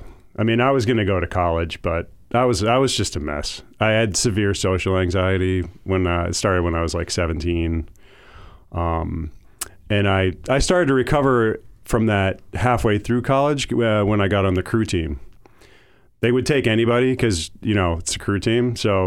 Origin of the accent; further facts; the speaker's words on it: Andover, Massachusetts, United States; moved away as an adult; also born or lived in Amherst, Massachusetts; I grew up in Andover, Mass.